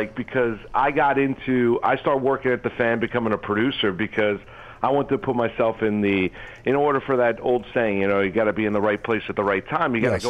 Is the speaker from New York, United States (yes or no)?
yes; Rockland County, New York, United States; also born or lived in Syracuse, New York; I went to school at Don Bosco in Jersey. I grew up in Rockland County.